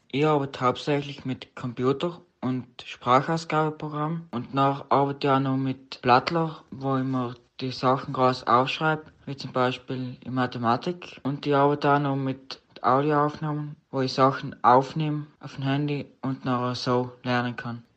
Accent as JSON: {"language": "German", "town": "Vöran", "region": "Trentino-Alto Adige", "country": "Italy", "said": "ich bin 16 Jahre alt und komme aus Föhren"}